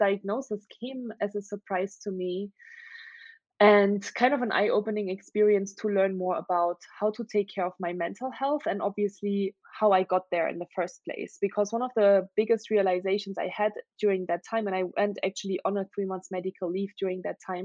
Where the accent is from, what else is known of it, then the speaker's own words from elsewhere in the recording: Germany; English is a second language; moved away as an adult; I'm originally from Germany. That's where I grew up for the first 19 years of my life